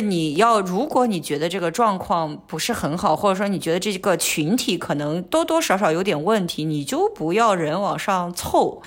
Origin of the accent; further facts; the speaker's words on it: Qingdao, Shandong, China; moved away as an adult; now in Hong Kong; 我青岛人有一个特色，就可能喜欢去崂山，山上打山泉